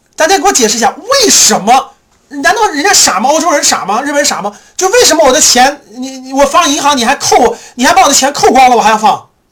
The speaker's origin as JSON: {"language": "Chinese", "country": "China", "said": "我们中国人"}